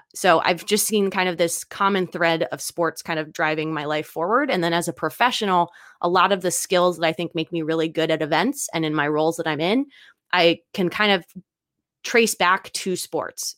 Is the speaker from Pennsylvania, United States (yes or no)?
yes; Philadelphia, Pennsylvania, United States; moved away; also born or lived in China; I'm originally from the East Coast. I was bor-, not born, but raised in Philadelphia